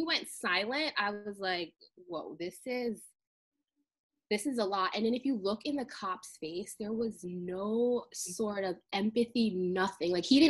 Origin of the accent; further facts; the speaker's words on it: United States; And I am West Indian American, aka Black. My parents are from Grenada, but I was born in America.